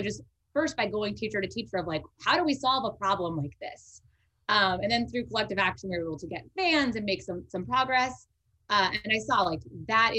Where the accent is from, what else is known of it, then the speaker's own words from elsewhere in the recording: Bay Area, California, United States; I am from the Bay Area, not from Richmond